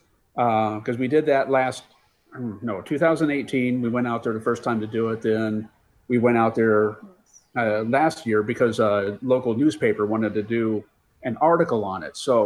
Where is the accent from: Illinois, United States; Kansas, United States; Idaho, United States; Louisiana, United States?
Idaho, United States; Lewiston; I'm from Lewiston